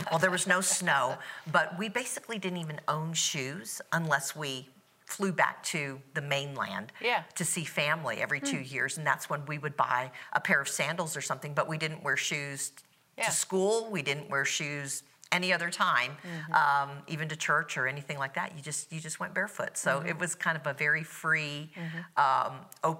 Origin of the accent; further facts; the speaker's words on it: Hawaii, United States; now in Florida, United States; Well, I grew up in Hawaii